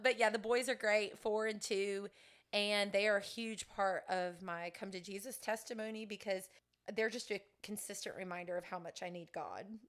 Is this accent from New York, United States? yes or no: no; Sebring, Florida, United States; I'm from Central Florida, grew up in Sebring